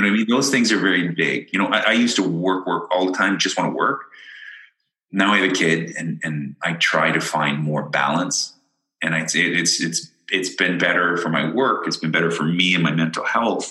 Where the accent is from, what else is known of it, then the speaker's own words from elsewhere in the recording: London, Ontario, Canada; moved away as an adult; also born or lived in Ireland / Windsor, Ontario; I was born in Ireland, but I grew up in London, Ontario